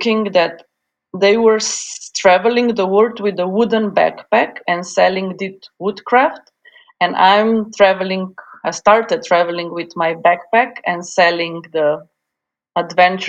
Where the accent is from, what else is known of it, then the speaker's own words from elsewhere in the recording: Slovenia; also born or lived in Yugoslavia; now in Ljubljana, Slovenia; I'm from Slovenia, which is a beautiful, green, tiny country on the sunny side of the Alps.